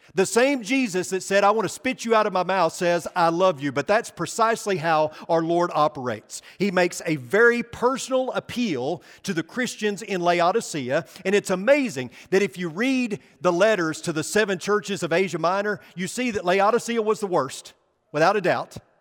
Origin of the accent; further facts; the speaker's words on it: Arkansas, United States; I'm from Arkansas, you know, the Holy Land.